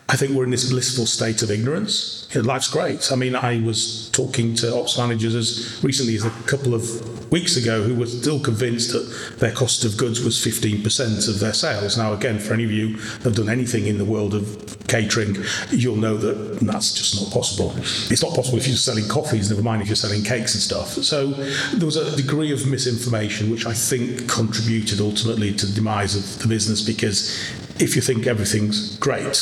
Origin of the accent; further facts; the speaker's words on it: Harrogate, Yorkshire and the Humber, United Kingdom; I was born in Harrogate and spent my early years then at a cafe called Betty's